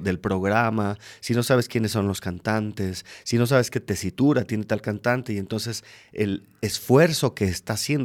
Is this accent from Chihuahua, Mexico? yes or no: no; Mexico City, Mexico; moved away as an adult; now in Querétaro, Mexico; alguien de la Ciudad de México como yo